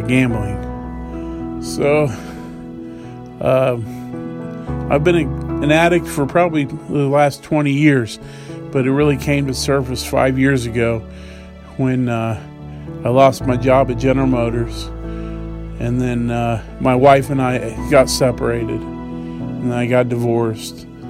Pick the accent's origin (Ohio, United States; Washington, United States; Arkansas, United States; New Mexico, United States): Ohio, United States; Dayton; moved away; I'm from Dayton, Ohio